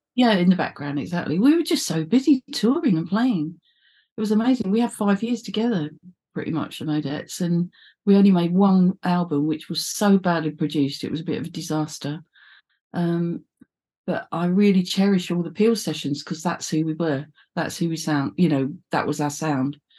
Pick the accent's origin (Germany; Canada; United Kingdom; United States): United Kingdom; London; I was from the East End